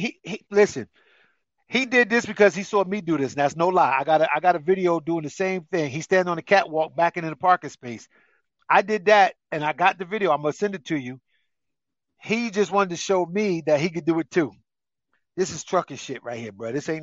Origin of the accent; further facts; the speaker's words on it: New Jersey, United States; I'm from North Jersey.